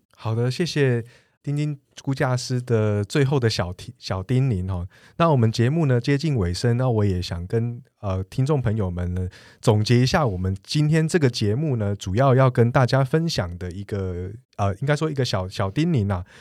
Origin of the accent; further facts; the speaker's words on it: Taiwan; 我们台湾人